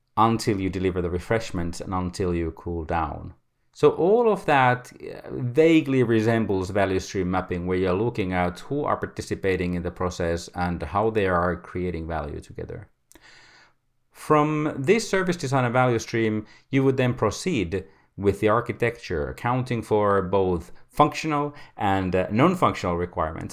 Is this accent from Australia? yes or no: no; Finland; I come from Finland